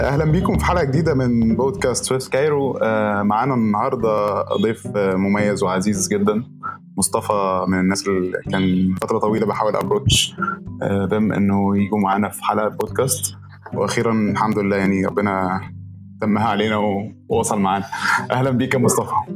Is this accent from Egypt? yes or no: yes; Egypt; عندنا في مصر